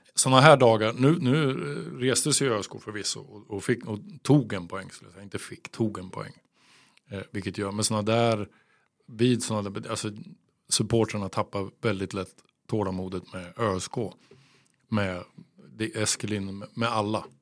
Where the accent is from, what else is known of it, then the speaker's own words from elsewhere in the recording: Örebro, Örebro County, Sweden; som örebroare